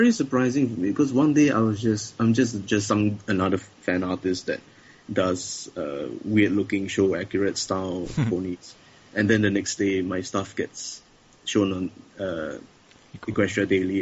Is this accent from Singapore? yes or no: yes; Singapore; I'm from Singapore